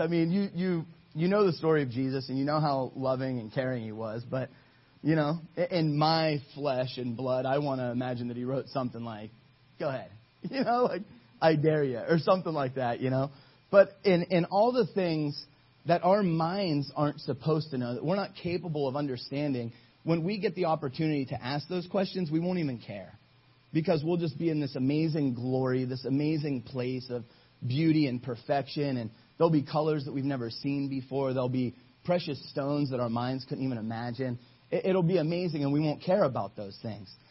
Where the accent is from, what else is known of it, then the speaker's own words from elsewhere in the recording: Ohio, United States; I'm from Ohio.